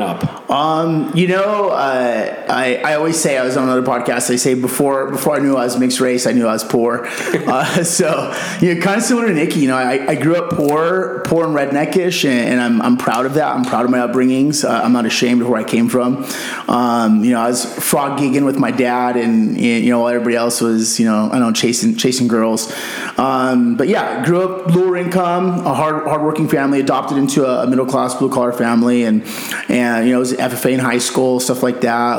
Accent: Yuma, Arizona, United States; moved away as an adult; now in Scottsdale, United States; I grew up in Yuma

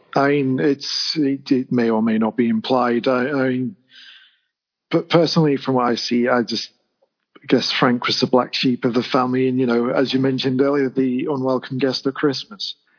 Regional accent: England, United Kingdom; as English as I am

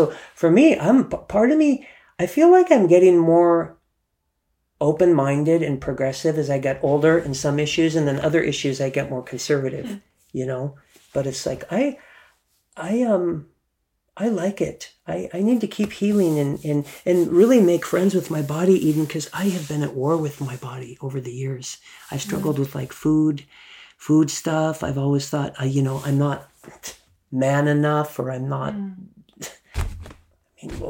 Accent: Germany; and I grew up in Germany, right? So there was topless. You'd see grandma at the beach topless.

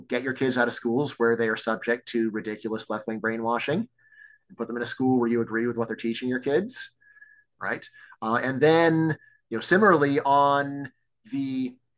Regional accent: Virginia, United States; also born or lived in Texas; my home state of Virginia

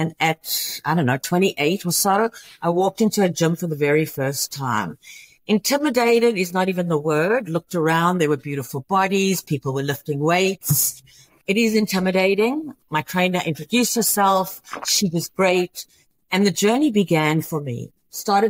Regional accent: Johannesburg, Gauteng, South Africa; moved away as an adult; also born or lived in Houston, United States; now in United States; I am originally from Johannesburg, South Africa, and came to America. I was 22 years old.

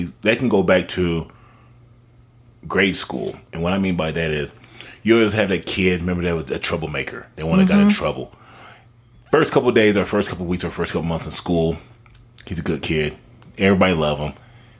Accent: Terre Haute, Indiana, United States; growing up in Indiana, Terre Haute, to be exact

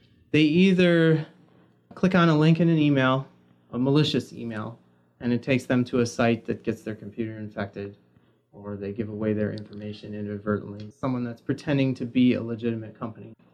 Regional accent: Milwaukee, Wisconsin, United States; I'm a Milwaukee native

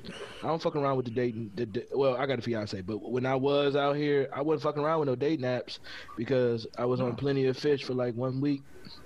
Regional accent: Detroit, Michigan, United States; I'm from Detroit

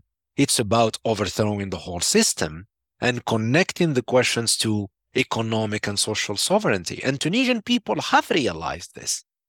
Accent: Algeria; Started in Sudan, and then went to my home country, Algeria, and then Iraq and Lebanon.

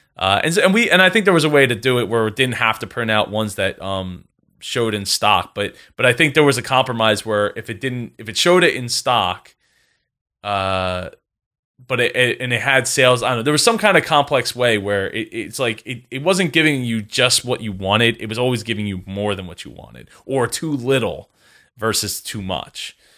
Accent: New Jersey, United States; I grew up in the house I live

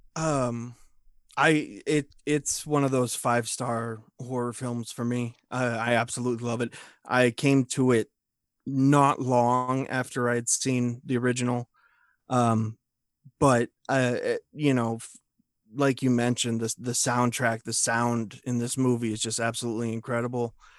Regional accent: United States; I'm an American dude

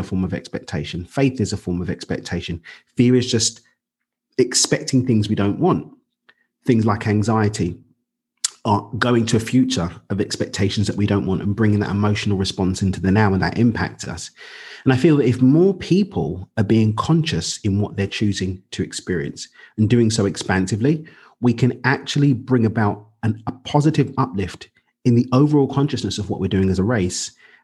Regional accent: London, United Kingdom; moved away as an adult; now in Cabo San Lucas, Mexico; I'm from East London in the UK. I actually live in Mexico now, down in Cabo

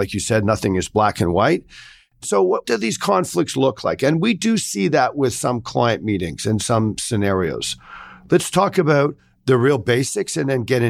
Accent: Sri Lanka; also born or lived in Singapore / Australia; Well, I grew up in Sri Lanka, Singapore, and Australia.

